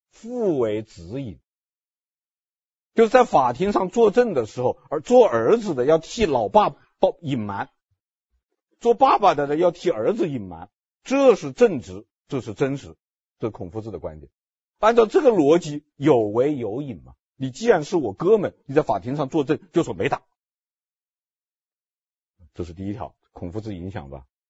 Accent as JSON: {"language": "Chinese", "country": "China", "said": "但是我们中国人看电影的时候，看到前面那个情节的时候都笑。都会笑，为什么会笑呢？因为我们中国人就是这样的，是不是啊？"}